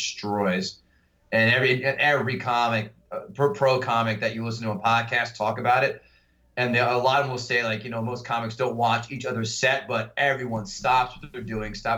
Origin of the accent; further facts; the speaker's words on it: New Jersey, United States; I'm from Jersey